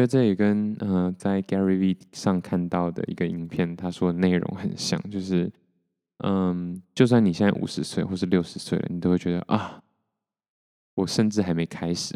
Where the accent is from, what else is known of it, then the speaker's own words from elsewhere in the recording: Taiwan; 我是，出生在台湾嘛